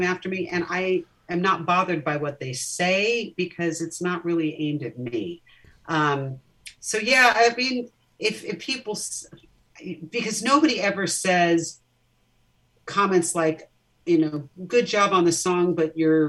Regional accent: Orange County, California, United States; I grew up in Orange County, California.

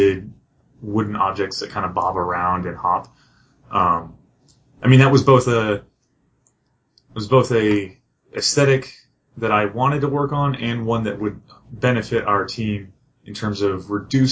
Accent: Phoenix, Arizona, United States; moved away as an adult; also born or lived in Ohio; I grew up in Phoenix.

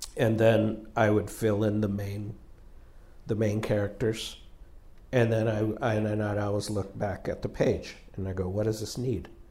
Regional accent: Southern California, United States; we're from Southern California

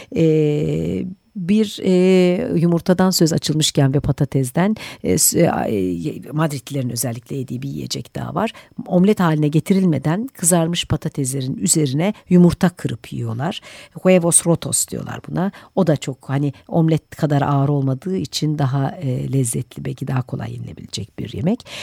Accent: Turkey

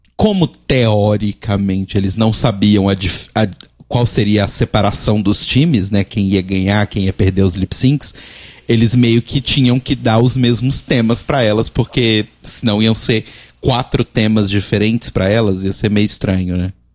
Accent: Brazil; no momento eu sou brasileiro e moro no Brasil

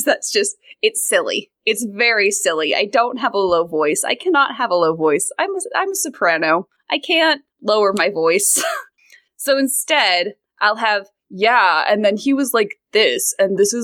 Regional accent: American West, United States; accent: American Western; American Western, which is this, what I have

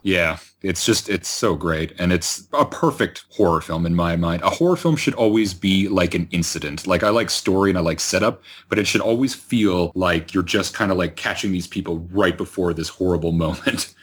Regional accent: Georgetown, Ontario, Canada; My hometown at Georgetown in Ontario

